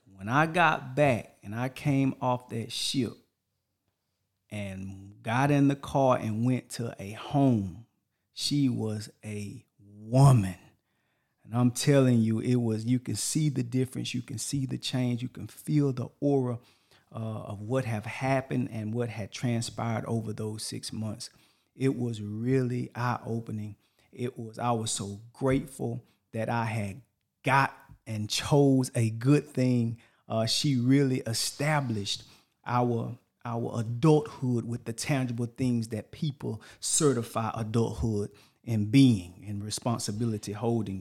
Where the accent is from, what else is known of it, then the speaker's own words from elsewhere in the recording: Texas, United States; moved away as an adult; also born or lived in Washington State; I'm from Texas as well